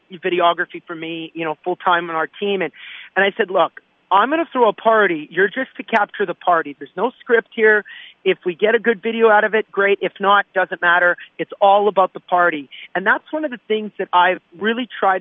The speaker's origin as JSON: {"language": "English", "town": "St. Paul", "region": "Alberta", "country": "Canada", "tie": "born or raised there", "said": "in St. Paul, my hometown."}